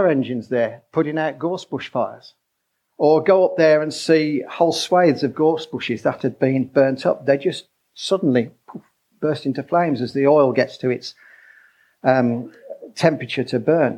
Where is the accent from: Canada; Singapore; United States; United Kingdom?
United Kingdom; Birmingham, West Midlands; I grew up in Birmingham